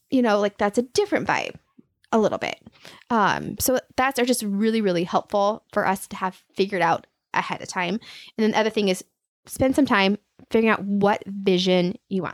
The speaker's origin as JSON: {"language": "English", "town": "Aurora", "region": "Nebraska", "country": "United States", "also_born_or_lived": "Kansas City / Minneapolis", "moved": "as an adult", "said": "I am from a small town hour west of Lincoln, um, Aurora. So a small town girl"}